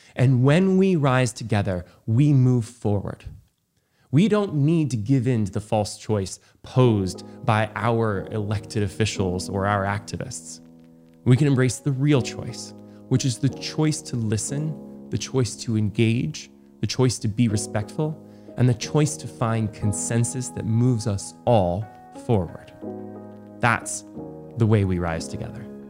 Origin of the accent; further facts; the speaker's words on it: Los Angeles, California, United States; my hometown of Los Angeles